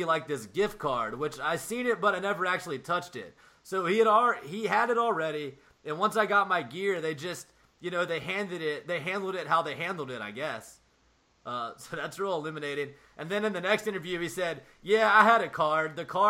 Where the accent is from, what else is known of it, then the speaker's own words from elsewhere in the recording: the South, United States; I'm from the South